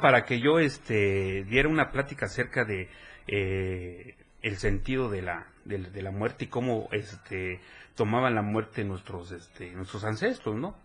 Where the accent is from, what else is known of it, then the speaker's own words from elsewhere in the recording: Chiapas, Mexico; soy el primer chiapaneco.